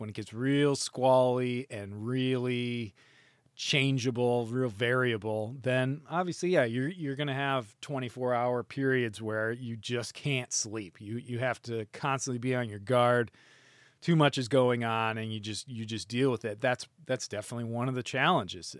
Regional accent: United States; I could just go back to my home country

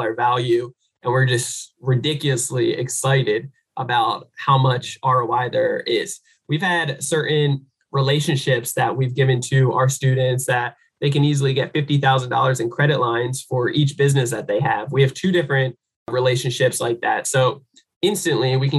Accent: United States; coming from the American poor

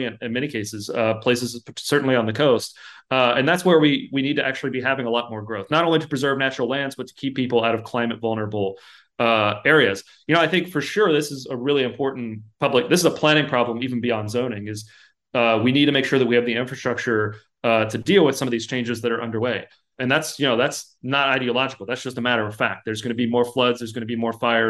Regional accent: Lexington, Kentucky, United States; I'm from Lexington, Kentucky

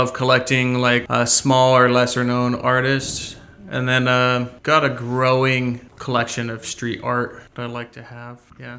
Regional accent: Stockton, California, United States; I was born and raised in Stockton, California.

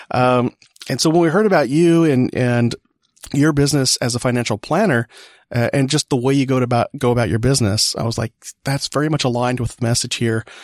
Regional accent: California, United States; So, uh, cause I'm imported from California.

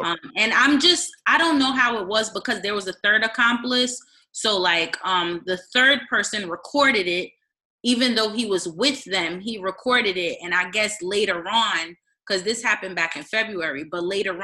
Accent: East Orange, New Jersey, United States; I grew up in East Orange too

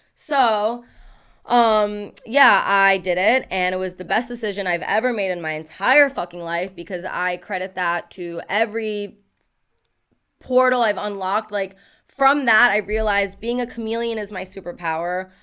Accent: New York City, New York, United States; moved away; growing up in Brooklyn, there was a lot of rappers

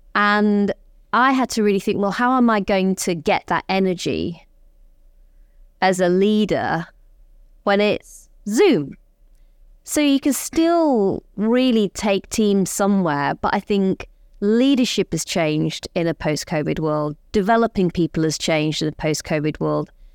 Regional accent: Rotherham, Yorkshire and the Humber, United Kingdom; moved away; I'm growing up in Rotherham.

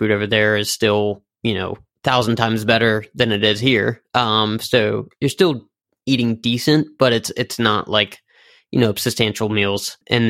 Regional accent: Richmond, Virginia, United States; I mean, originally, yes, we're from Richmond, but as the lineup, current lineup is, we're actually based out of California, Richmond, Virginia, and Rhode Island, Providence.

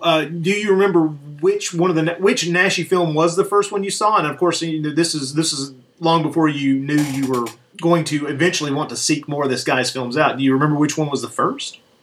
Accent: Tennessee, United States; also born or lived in Alabama; I was born in Alabama, raised in Tennessee

